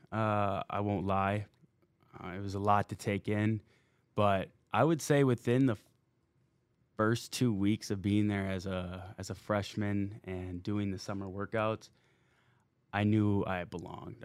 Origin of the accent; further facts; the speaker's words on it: Minnesota, United States; moved away as an adult; playing in Minnesota growing up there